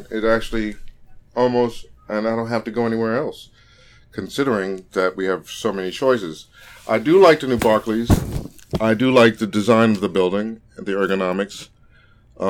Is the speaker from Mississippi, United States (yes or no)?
no; New York City, New York, United States; moved away as an adult; also born or lived in Brooklyn, New York; when I grew up in Queens and we had houses, everyone knew each other